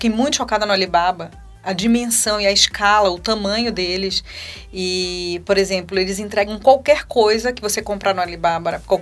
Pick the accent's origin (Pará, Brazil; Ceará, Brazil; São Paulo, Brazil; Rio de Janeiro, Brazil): Pará, Brazil; Belém; moved away; Eu nasci em Belém né? do Pará. Em termos de espiritualidade, eu sou paraense.